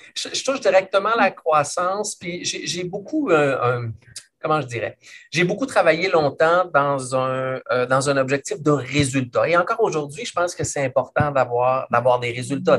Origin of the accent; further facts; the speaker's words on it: Quebec City, Quebec, Canada; Moi, je suis de la région de Québec, je viens de la région de Québec